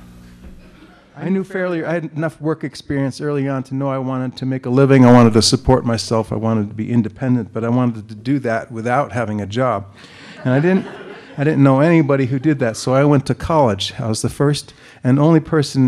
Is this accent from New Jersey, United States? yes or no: yes; Colonia, New Jersey, United States; also born or lived in Newark, New Jersey; I was born in Newark. I grew up in Newark. No, I was born in Newark. I grew up in Colonia, New Jersey.